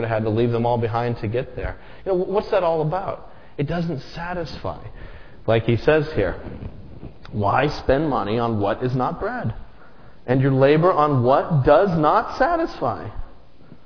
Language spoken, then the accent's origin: English; Las Vegas, Nevada, United States; growing up in Las Vegas